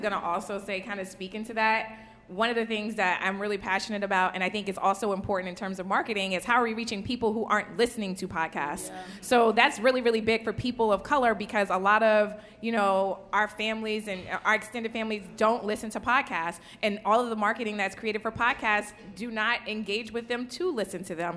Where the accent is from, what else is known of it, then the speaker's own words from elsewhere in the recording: New Orleans, Louisiana, United States; I'm from New Orleans. Um, you know, we had Hurricane Katrina. I literally don't have baby pictures.